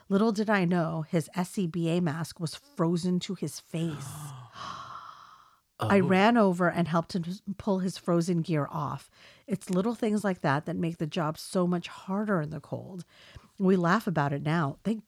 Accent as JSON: {"language": "English", "region": "South Dakota", "country": "United States", "said": "I'm originally from South Dakota, so I realize how the cold goes. I was on a volunteer fire department back home"}